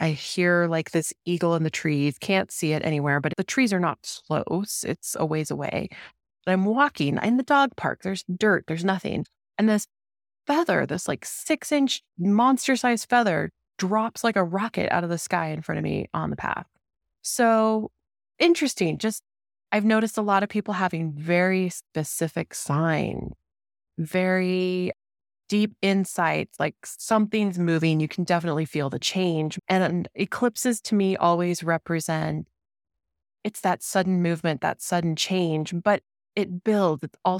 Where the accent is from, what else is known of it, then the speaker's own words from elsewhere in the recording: Denver, Colorado, United States; my home state, like Denver, where I grew up.